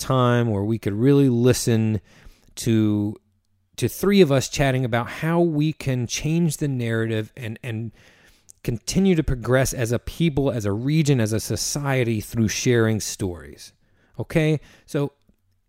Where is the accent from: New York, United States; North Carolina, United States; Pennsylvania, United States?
North Carolina, United States; we're all from the South. We're from North Carolina